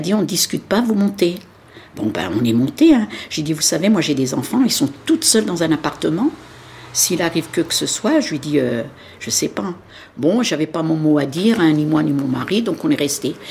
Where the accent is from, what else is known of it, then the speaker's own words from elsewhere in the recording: Nanterre, Île-de-France, France; Je suis née en France, je suis née à Nanterre. Dans le 92, j'ai jamais bougé de Nanterre, j'ai même pas habité une autre commune